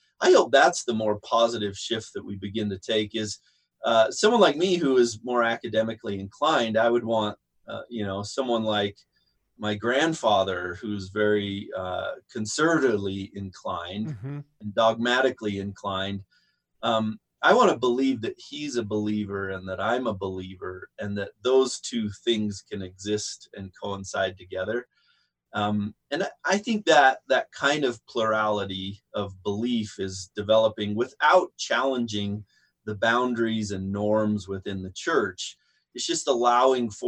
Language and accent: English; Centerville, Utah, United States; We're both from Centerville, Utah. We went to the same junior high and the same high school.